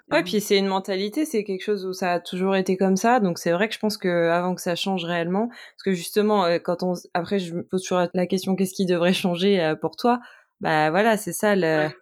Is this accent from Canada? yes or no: no; Niort, Nouvelle-Aquitaine, France; je suis de Niort